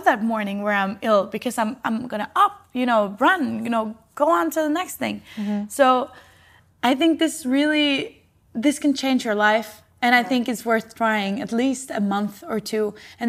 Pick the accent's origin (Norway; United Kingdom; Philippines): Norway; now in Copenhagen, Denmark; I'm from Norway and live in Copenhagen